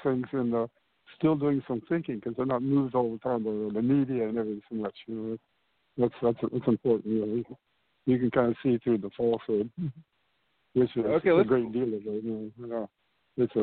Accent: Long Beach, California, United States; moved away as an adult; also born or lived in Spain / Mexico; I was born in America, yeah. I was born in Long Beach, California

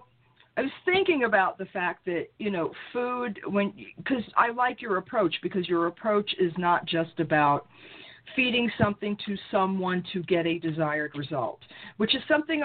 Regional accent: New York City, New York, United States; also born or lived in Brooklyn / Long Island; I was born in Brooklyn. I was raised in Queens.

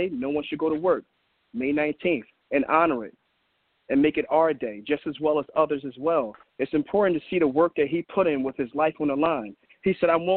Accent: Philadelphia, Pennsylvania, United States; I grew up in Philadelphia. I was born and raised in Philadelphia

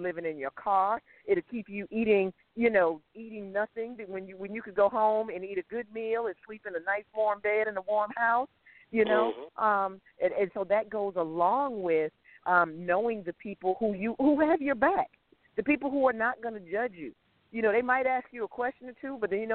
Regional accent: Connecticut, United States; I'm from Connecticut, not from Boston

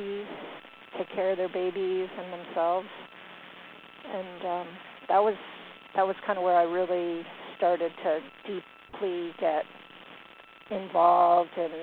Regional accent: New York, United States; also born or lived in Virginia; now in Blacksburg, United States; I'm from New York.

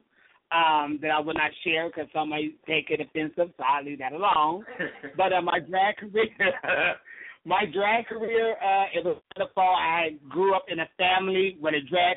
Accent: San Diego, California, United States; now in Los Angeles, United States; I am from San Diego, California

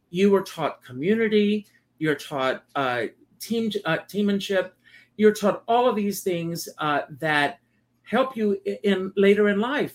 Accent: Myrtle Beach, South Carolina, United States; moved away as an adult; Growing up for me in South Carolina

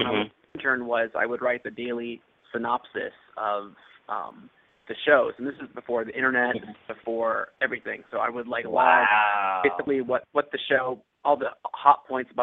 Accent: Los Angeles, California, United States; I grew up in Los Angeles

